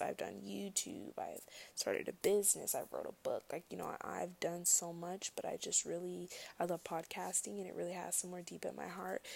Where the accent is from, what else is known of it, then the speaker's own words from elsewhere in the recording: United States; as an American